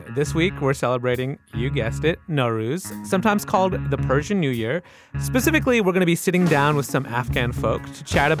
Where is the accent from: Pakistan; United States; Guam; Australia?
Pakistan; I am from one of those Stan countries. I'm from Pakistan.